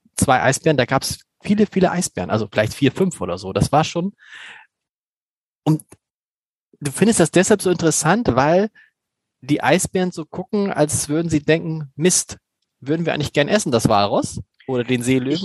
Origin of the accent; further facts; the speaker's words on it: Hamburg, Germany; da geht einem natürlich als Hamburger das Herz auf